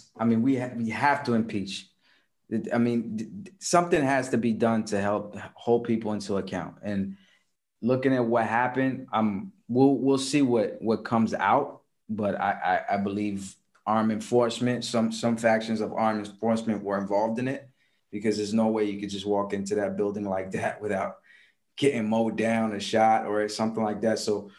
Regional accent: Comoros; English is a second language; I come from the Comoros Islands. Let me tell you something about the Comoros Islands. You probably never heard of it, from Lower East Africa.

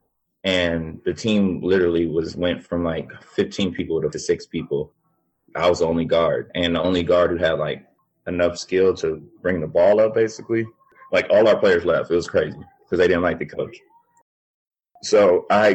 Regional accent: Pasadena, California, United States; I'm from Pasadena.

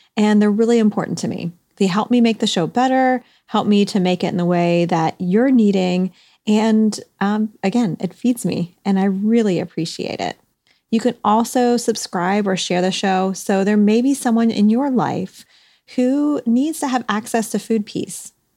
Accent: Ohio, United States; I'm from Ohio myself

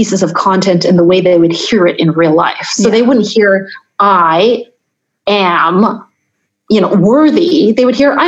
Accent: Taiwan; I'm from Taiwan

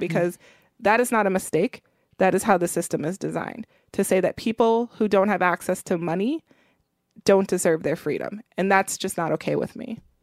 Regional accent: Milwaukee, Wisconsin, United States; I grew up in Milwaukee, Wisconsin

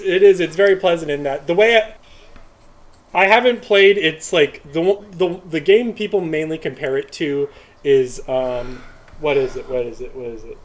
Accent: United States; i am an American

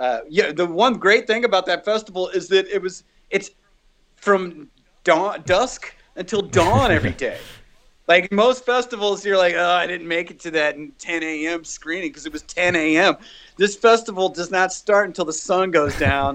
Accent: United States; I'm an American

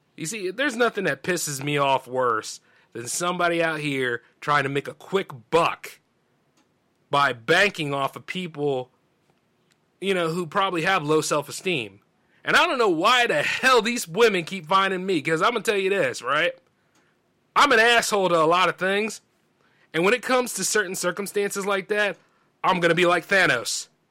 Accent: the South, United States; accent: Southern drawl; I'm from the South. Not deep South, but I'm from the South.

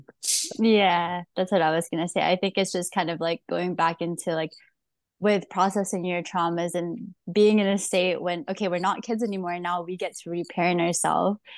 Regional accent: Philippines; moved away; I was born in the Philippines

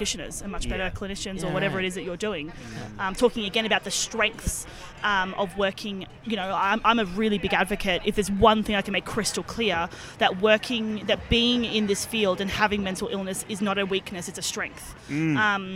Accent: Melbourne, Victoria, Australia; As a Melbournean

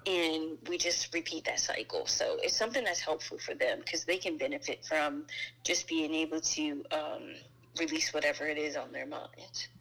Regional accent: New Jersey, United States; now in Maryland, United States; born and raised in New Jersey. I reside in Maryland now.

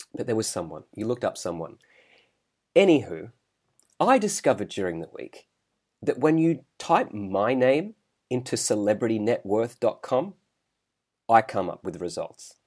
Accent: Australia; now in Singapore; I'm Australian here

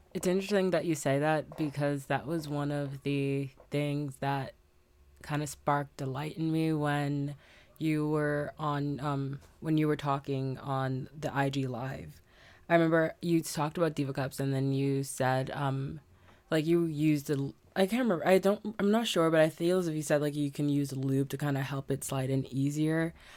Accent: Bahamas; moved away; also born or lived in Ohio, United States; me being a Bahamian

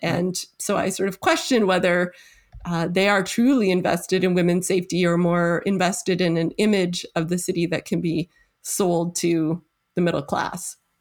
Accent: Toronto, Ontario, Canada; moved away as an adult; now in Sackville, Canada; my hometown of Toronto

